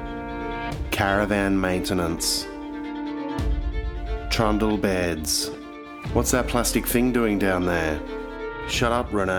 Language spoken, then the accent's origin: English; Australia; We are Australian